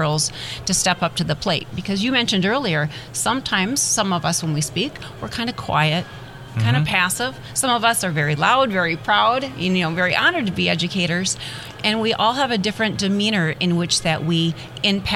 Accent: Midwest, United States; I'm originally from the Midwest, and I'm very proud Midwest girl here

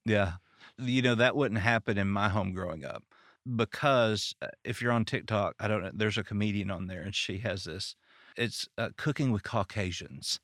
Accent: Arkansas, United States; now in Detroit, United States; I'm from Arkansas.

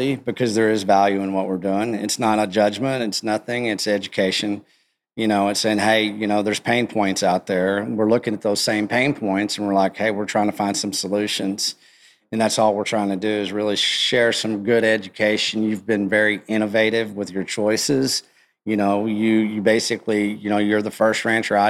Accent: West Texas, United States; I grew up in West Texas

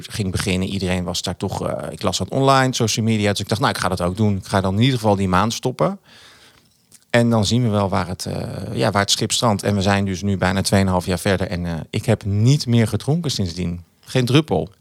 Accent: Achterhoek, Gelderland, Netherlands; ik kom uit de Achterhoek

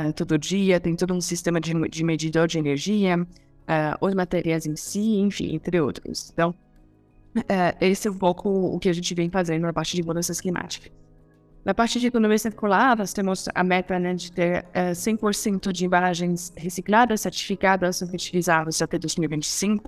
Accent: France; Portuguese is a second language; moved away as an adult; also born or lived in Chile / India; now in Brazil; eu sou francesa

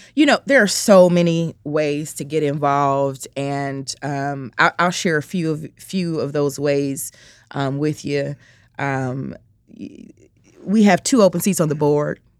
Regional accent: Chicago, Illinois, United States; I'm from the south side of Chicago, um, born and raised

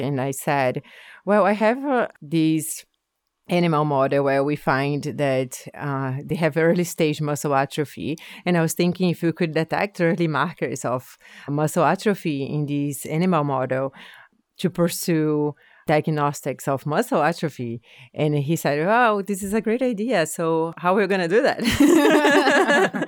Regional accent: Brazil; moved away as an adult; now in Nova Scotia, Canada; I'm originally from Brazil. Um, I came to Nova Scotia in two thousand nine to do a P H D

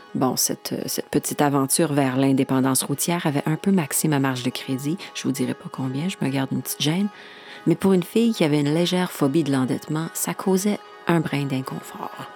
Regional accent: Saskatchewan, Canada; now in Montreal, Canada; chez nous en Saskatchewan

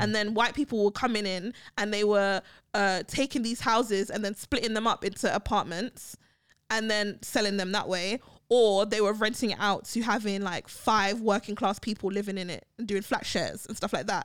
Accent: London, United Kingdom; moved away; Brixton, where I grew up in South London

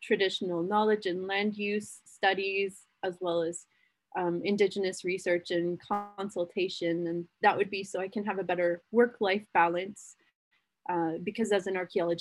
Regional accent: Calgary, Alberta, Canada; I was born and raised in Mokunstis in Treaty 7 territory

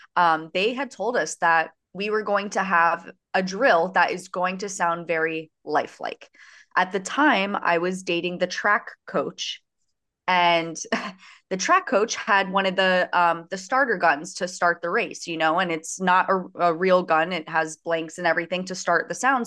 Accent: Coral Springs, Florida, United States; I am from Coral Springs, Florida, which is basically the neighboring town to Parkland.

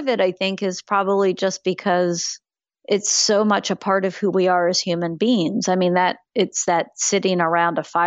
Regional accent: Florida, United States; I grew up in Florida.

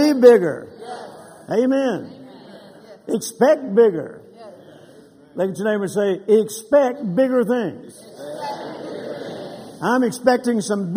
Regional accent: Louisiana, United States; also born or lived in Mississippi; now in Texas, United States; I was born in Mississippi and grew up in Louisiana and then got hit to Texas just as fast as I could

